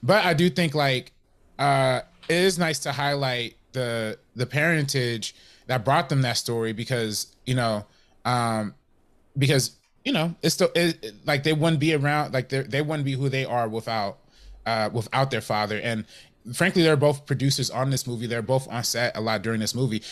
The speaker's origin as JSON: {"language": "English", "town": "Compton", "region": "California", "country": "United States", "said": "I'm from Compton"}